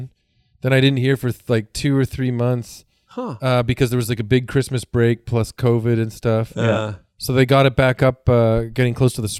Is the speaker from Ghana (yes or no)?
no; Toronto, Ontario, Canada; I'm born and raised in Toronto.